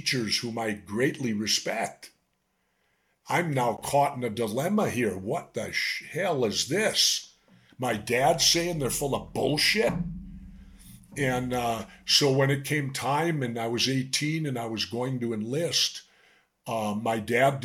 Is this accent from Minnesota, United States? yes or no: yes; Minneapolis, Minnesota, United States; I grew up in South Minneapolis